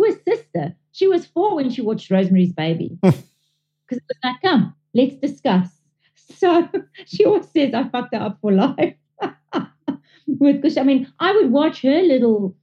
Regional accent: South Africa; I'm South African born, but my father is fully Italian

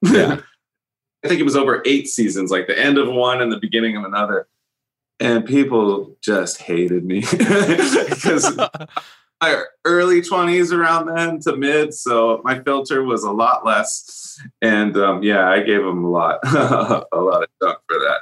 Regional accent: a couple hours north of San Francisco, California, United States; I grew up where I am now, which is a couple hours north of San Francisco

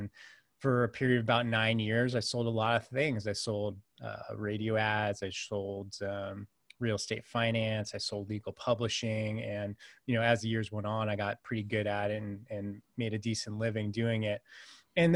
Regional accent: California, United States; I'm originally from Northern California. So I grew up in the Silicon Valley before it really was a Silicon Valley, to date myself. I'm 43 now.

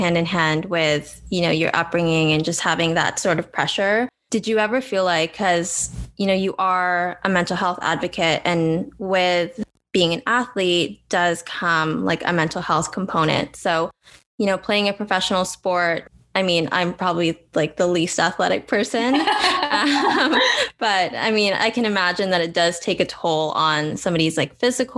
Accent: Victoria, British Columbia, Canada; also born or lived in Toronto; I grew up in Victoria

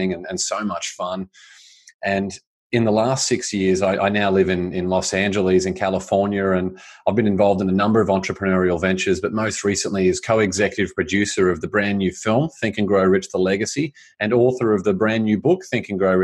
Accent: Australia; I grew up in Australia.

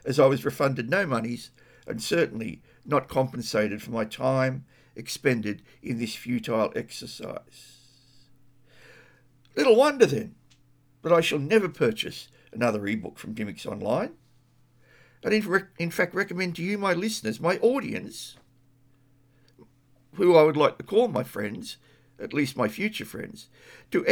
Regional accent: Australia; As an Australian living within my country

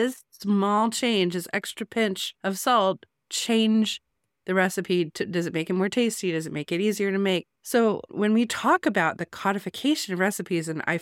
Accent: United States; I'm not a South African. I am an American

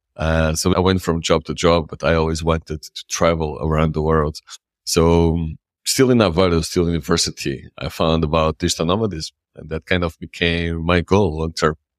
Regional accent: Lisbon, Portugal; English is a second language; moved away as an adult; now in Madeira, Portugal; I grew up in the city, I grew up in Lisbon

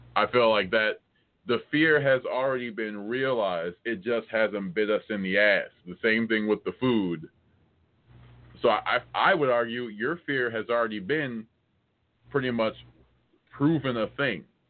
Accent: United States; I'm American

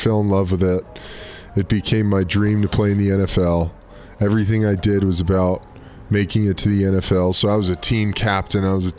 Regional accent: Burbank, California, United States; also born or lived in Brooklyn, New York; We moved out to L.A. when I was 10. Gus was 7. And then went to middle school and high school out here in Burbank, Cali.

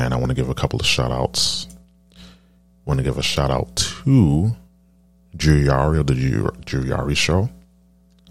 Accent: East Coast, United States; I'm from the East Coast

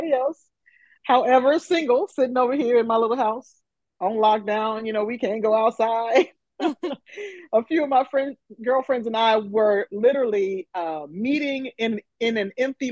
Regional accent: Flint, Michigan, United States; moved away as an adult; now in Nashville, United States; I am originally from Flint, Michigan

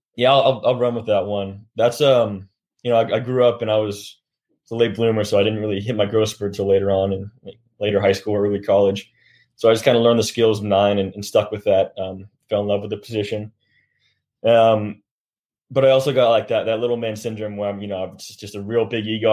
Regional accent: Sacramento, California, United States; moved away; I got a lot of family in the Southern California region and Sacramento, where I'm from

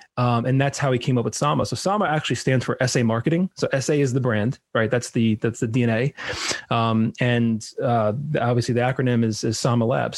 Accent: New York, United States; moved away as an adult; now in South Florida, United States; So I'm originally from New York. I grew up in New York

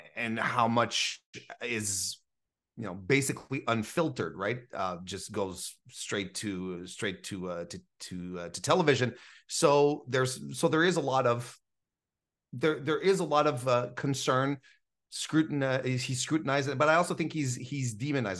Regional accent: Canada; as a Canadian

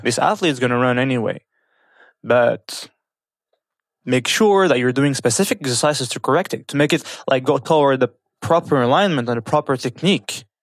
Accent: France; moved away as an adult; now in Kuwait; I was born and raised in France

